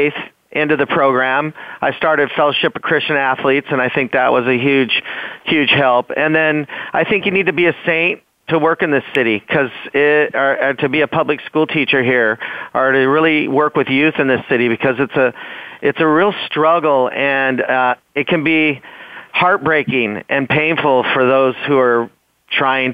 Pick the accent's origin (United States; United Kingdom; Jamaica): United States; Washington; moved away as an adult; now in California, United States; growing up in Washington State